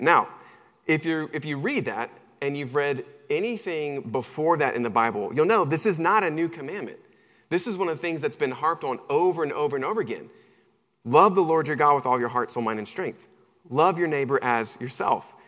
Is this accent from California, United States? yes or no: no; Charlotte, North Carolina, United States; moved away; I'm originally from Charlotte, North Carolina